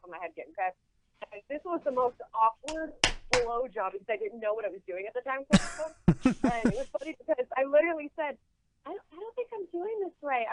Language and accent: English; El Centro, California, United States; El Centro, California, which is right on the border of Mexico